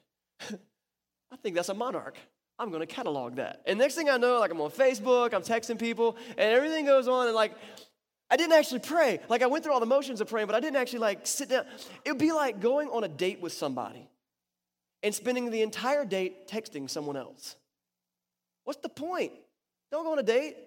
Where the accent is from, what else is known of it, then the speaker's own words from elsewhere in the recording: North Carolina, United States; it went right over my hometown